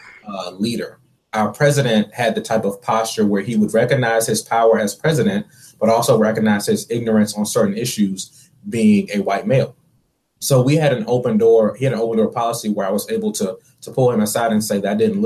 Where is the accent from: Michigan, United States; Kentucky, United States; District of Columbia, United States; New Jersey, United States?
District of Columbia, United States; Washington; moved away as an adult; also born or lived in North Carolina; I'm originally from Washington, D.C., and then I moved to North Carolina to attend this school